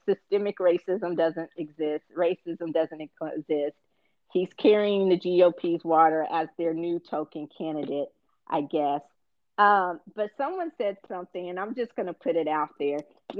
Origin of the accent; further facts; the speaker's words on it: South Carolina, United States; You cannot tell me as a Black man growing up in South Carolina that racism doesn't exist.